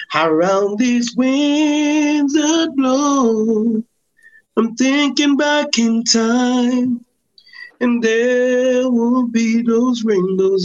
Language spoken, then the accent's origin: English; Macca Tree, Saint Catherine, Jamaica; born or raised there; also born or lived in Spanish Town, Jamaica